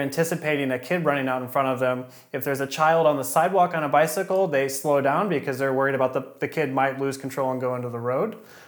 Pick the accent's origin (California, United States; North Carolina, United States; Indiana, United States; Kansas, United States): Kansas, United States; moved away as an adult; now in Freiburg, Germany; In Kansas, I had my permit at 14